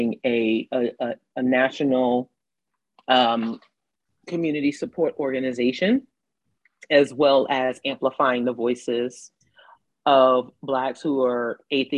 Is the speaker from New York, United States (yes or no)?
yes; New York City, New York, United States; moved away as an adult; now in Atlanta, United States; I'm from the projects in New York City